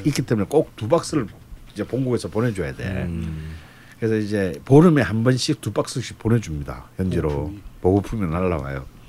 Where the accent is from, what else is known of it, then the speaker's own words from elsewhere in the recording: Busan, South Korea; 근데 저는 이제 부산 사람이기 때문에